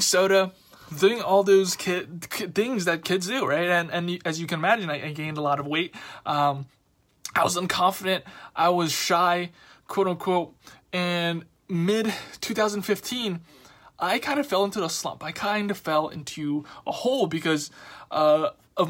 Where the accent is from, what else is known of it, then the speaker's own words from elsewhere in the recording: New York City, New York, United States; I grew up, I'm from Queens, Queens, New York